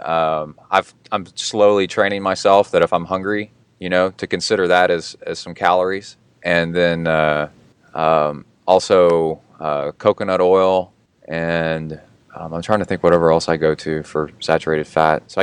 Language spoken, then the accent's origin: English; the South of the United States, United States; I was raised in the South of the United States